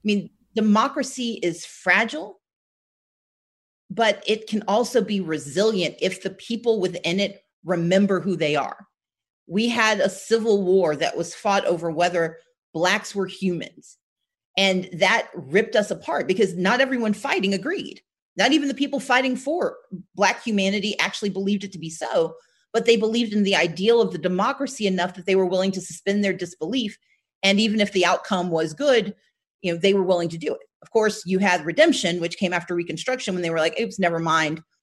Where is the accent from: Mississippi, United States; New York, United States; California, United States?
Mississippi, United States; Gulfport; also born or lived in Wisconsin; we all grew up in Gulfport, Mississippi